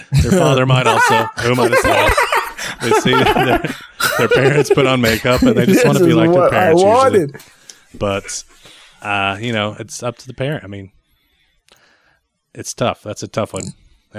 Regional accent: Texas, United States; I'm from Texas.

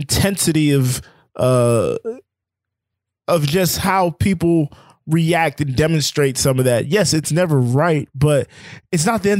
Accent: Florida, United States; we grew up in Florida

